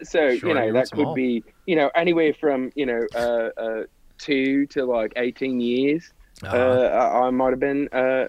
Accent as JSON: {"language": "English", "region": "Missouri", "country": "United States", "tie": "born or raised there", "said": "No. I'm from Missouri, mate."}